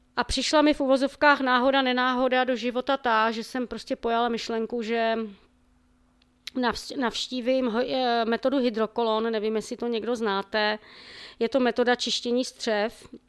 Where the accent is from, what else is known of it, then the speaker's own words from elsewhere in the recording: Ostrava, Moravian-Silesian Region, Czechia; pocházím z Ostravy